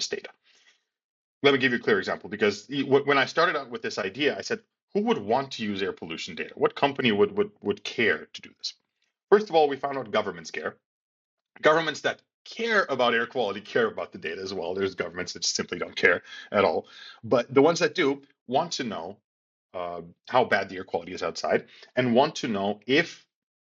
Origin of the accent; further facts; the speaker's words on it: Skopje, North Macedonia; my home country of Macedonia